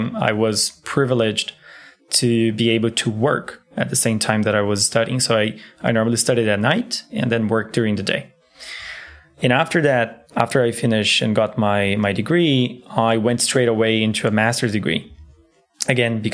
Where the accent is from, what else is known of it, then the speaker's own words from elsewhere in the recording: Brazil; now in Berlin, Germany; I'm from Brazil.